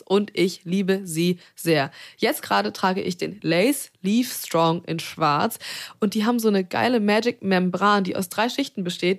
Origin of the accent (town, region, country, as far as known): Zeven, Lower Saxony, Germany; now in Hamburg, Germany